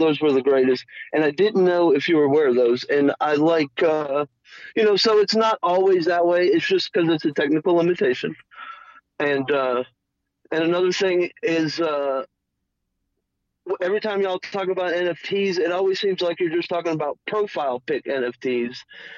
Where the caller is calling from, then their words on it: New Mexico, United States; calling from New Mexico.